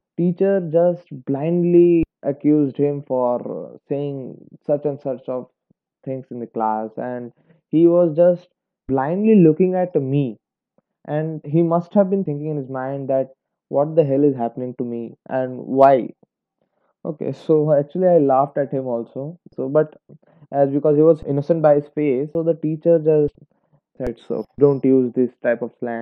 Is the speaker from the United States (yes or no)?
no; India; I'm an Indian student, Indian high school student